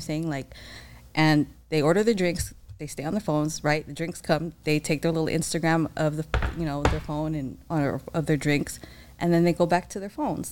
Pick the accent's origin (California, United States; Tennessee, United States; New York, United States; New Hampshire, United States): California, United States; San Diego; I'm born and raised in San Diego